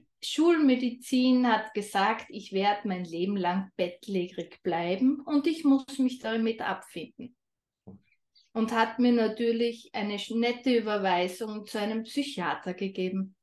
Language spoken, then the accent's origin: German; Austria; Ich komme aus Österreich, was man vermutlich auch ein wenig hören wird.